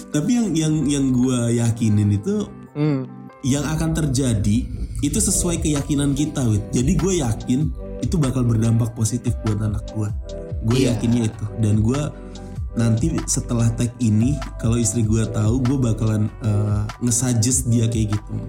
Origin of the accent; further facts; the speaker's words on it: Indonesia; kita orang Indonesia